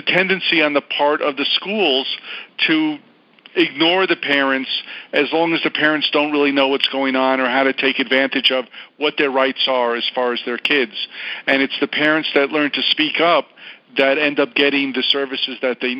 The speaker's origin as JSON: {"language": "English", "region": "New York", "country": "United States", "moved": "yes", "lives_now": "Los Angeles, United States", "said": "I'm from New York"}